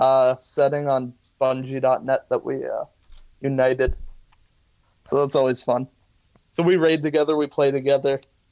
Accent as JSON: {"language": "English", "country": "Ireland", "said": "as an Irishman, I love my meats and potatoes."}